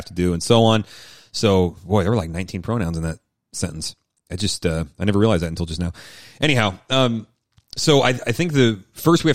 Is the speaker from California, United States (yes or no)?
no; Seattle, Washington, United States; I'm from Seattle